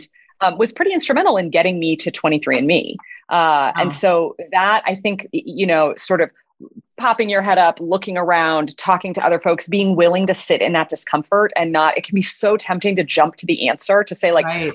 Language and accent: English; Midwest, United States; I grew up in the Midwest and I was a gay teenager in a, you know, pretty conservative